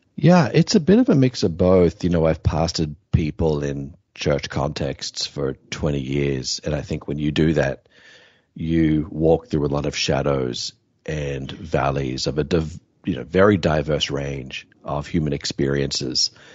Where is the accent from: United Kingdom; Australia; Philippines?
Australia; My home country is Australia